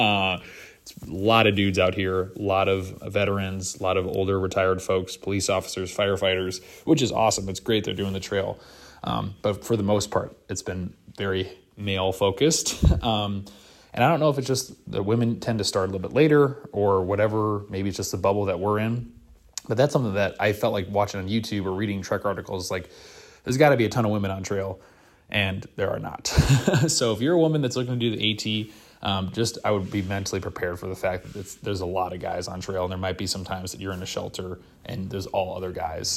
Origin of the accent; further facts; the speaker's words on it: Wisconsin, United States; I'm from the northern part of the country. I'm from Wisconsin.